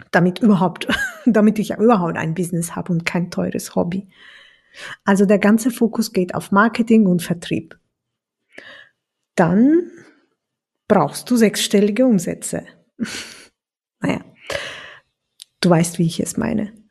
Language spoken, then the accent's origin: German; Turkey; das Schicksal ist nämlich für so viele Sachen zuständig in meiner Heimat, in der Türkei.